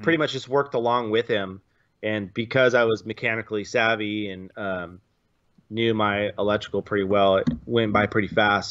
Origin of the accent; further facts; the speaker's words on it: San Luis Obispo, California, United States; also born or lived in Orange County; I was from San Luis Obispo